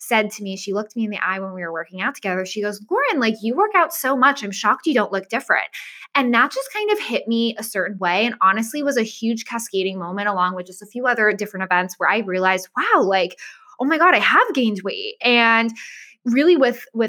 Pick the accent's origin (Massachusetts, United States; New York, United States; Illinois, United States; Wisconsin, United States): Massachusetts, United States; moved away as an adult; also born or lived in Florida; I moved from Massachusetts to Florida.